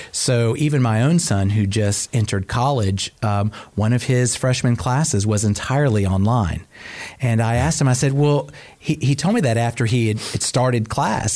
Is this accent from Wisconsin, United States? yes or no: no; Cobb County, Georgia, United States; I'm actually a proud Cobb County native, oh. uh, born and raised right here